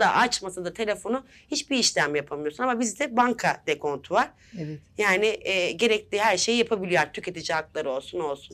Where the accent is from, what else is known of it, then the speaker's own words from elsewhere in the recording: Yalova, Turkey; now in Istanbul, Turkey; 1986 e, Yalova doğumluyum. İstanbul'da yaşıyorum.